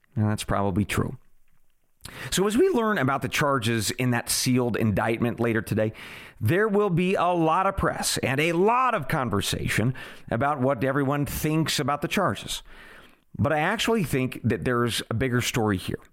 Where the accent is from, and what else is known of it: United States